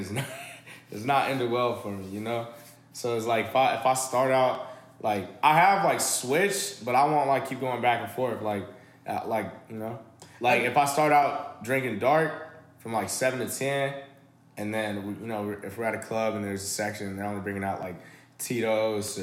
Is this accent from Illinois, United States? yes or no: yes; Chicago, Illinois, United States; I grew up in Chicago.